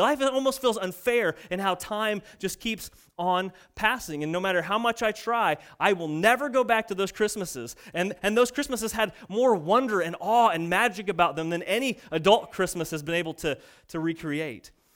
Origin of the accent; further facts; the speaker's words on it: United States; we're American